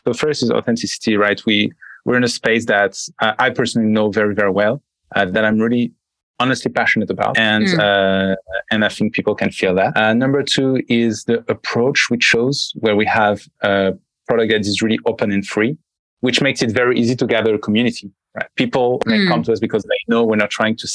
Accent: France; accent: French; English is a second language; also born or lived in United States; I'm French, as you can probably hear from my accent.

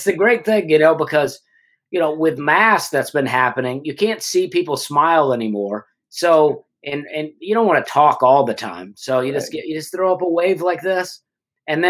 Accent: Alabama, United States; moved away; also born or lived in New York City; my wife's Canadian and I am from Alabama

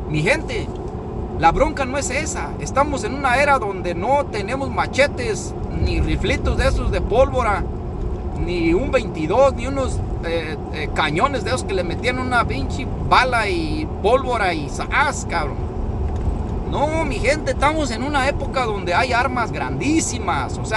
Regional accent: Mexico; nosotros somos mexicanos hasta

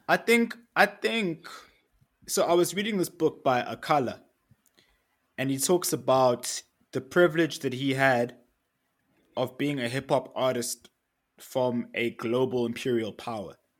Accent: Eswatini; now in Johannesburg, South Africa; I'm from Eswatini. I grew up in Eswatini.

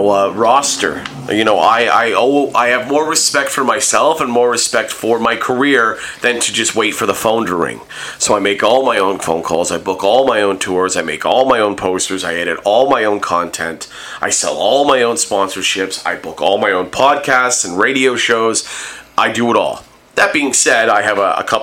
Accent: Hamilton, Ontario, Canada; growing up in Hamilton and the you know, close connection to Hamilton

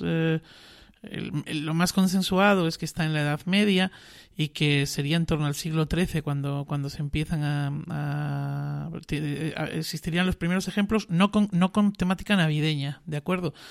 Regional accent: Extremadura, Spain; Extremadura, que es de donde soy yo

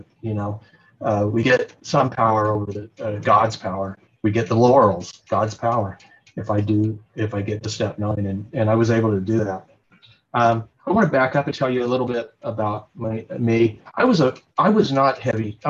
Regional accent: Dallas, Texas, United States; moved away as an adult; also born or lived in Oregon; I grew up in Dallas, Texas

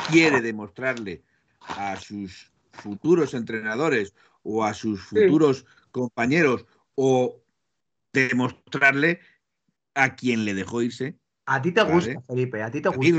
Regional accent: Aragon, Spain; also born or lived in Madrid; Yo sé que soy cabezón, que soy de Aragón, bueno, los de Aragón me consideran de Madrid, los de Madrid me consideran de Aragón

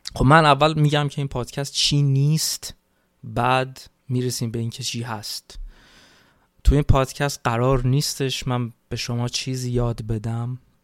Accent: Iran; moved away as an adult; من تو این چهار سالی که خارج از ایران هستم

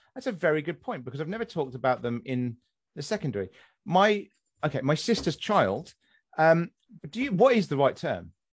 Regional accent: West Sussex, South East England, United Kingdom; moved away; I'm from West Sussex originally

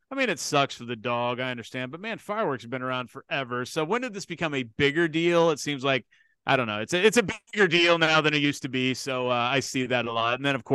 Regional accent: Kansas City, United States; And because I'm from Kansas City and I went to WWF

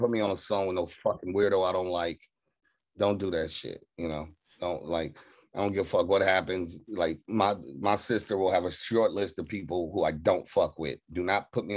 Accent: Carson, California, United States; also born or lived in Watts, Los Angeles; growing up in Carson

